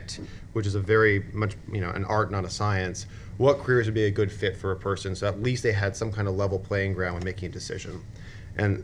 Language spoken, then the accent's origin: English; Niagara Falls, Ontario, Canada; moved away; I grew up in Niagara Falls on the Canadian side, so like a very heavy manufacturing town